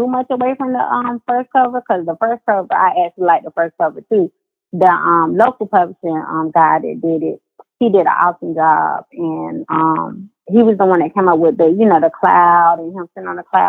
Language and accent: English; North Carolina, United States; I'm from North Carolina